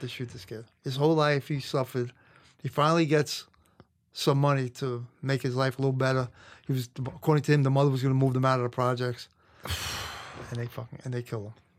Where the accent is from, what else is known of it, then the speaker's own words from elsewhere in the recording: New York City, New York, United States; I grew up in Brooklyn, Canarsie, which was, had a lot of Italian mob guys.